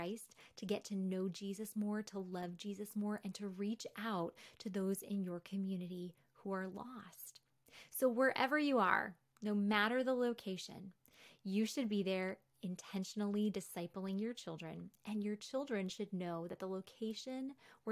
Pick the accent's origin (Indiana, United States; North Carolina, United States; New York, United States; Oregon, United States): New York, United States; moved away; also born or lived in Wheaton; the environment I grew up in New York